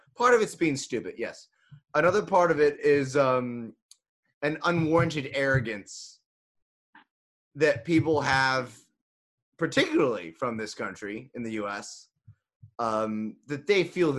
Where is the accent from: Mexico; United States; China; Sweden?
United States; Texas; born or raised there